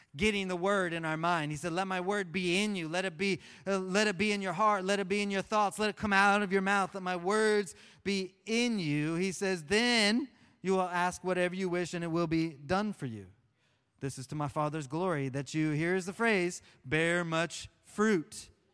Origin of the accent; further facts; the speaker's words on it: Oklahoma, United States; I grew up in Oklahoma